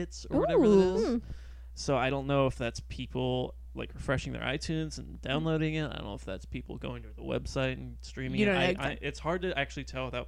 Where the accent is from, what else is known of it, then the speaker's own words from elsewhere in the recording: Woodland, California, United States; So growing up in Woodland, there was a lot of Juggalos